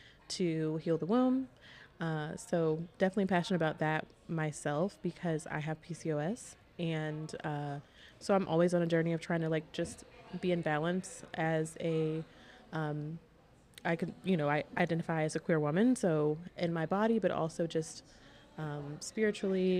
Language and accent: English; Columbia, South Carolina, United States; moved away as an adult; also born or lived in Charlotte, North Carolina; I am from Columbia, South Carolina. So I grew up there and moved to Charlotte for college in 2015.